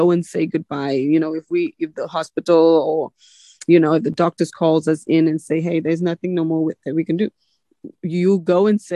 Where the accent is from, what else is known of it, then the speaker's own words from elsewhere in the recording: South Africa; now in United States; I still feel like I'm South African. Really, when I'm in South Africa, I just feel like ain't nothing like home